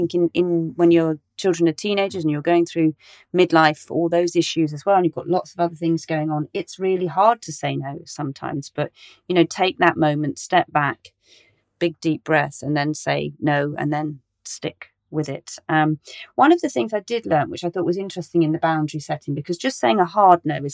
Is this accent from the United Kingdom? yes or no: yes; Cornwall, South West England, United Kingdom; now in Westminster, London, United Kingdom; I grew up in Cornwall in the middle of nowhere